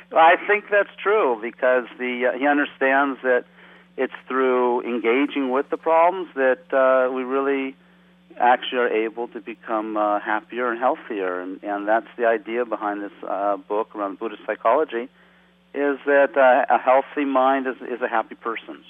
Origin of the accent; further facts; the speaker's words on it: West Coast, United States; moved away as an adult; also born or lived in Nepal; as a young person growing up on the West Coast